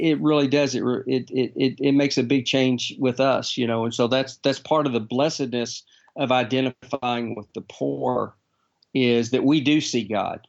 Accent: Texas, United States; I'm a Texan

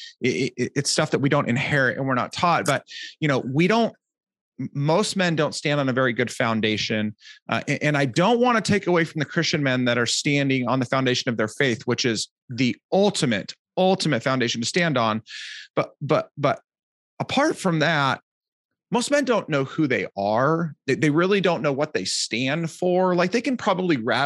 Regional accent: Southern California, United States; I'm from Southern California

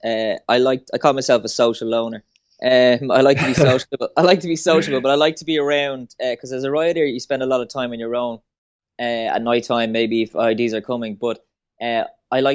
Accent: Swords, Leinster, Ireland; I'm from Swords, originally Fingal in County Dublin.

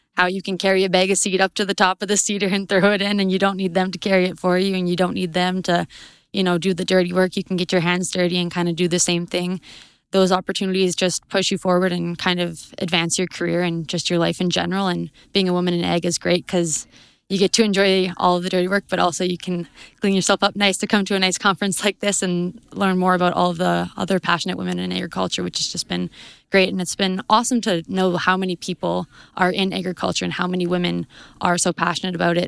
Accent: High River, Alberta, Canada; I am from High River, Alberta

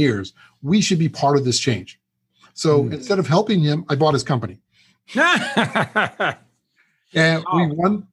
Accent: Michigan, United States; moved away as an adult; now in California, United States; I was born in California, but raised in Michigan

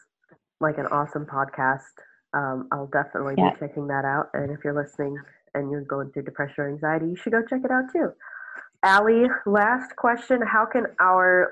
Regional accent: Minnesota, United States; moved away as an adult; now in Georgia, United States; I grew up in Minnesota

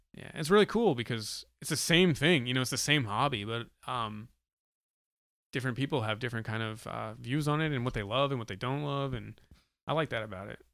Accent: New Hampshire, United States; I'm from New Hampshire

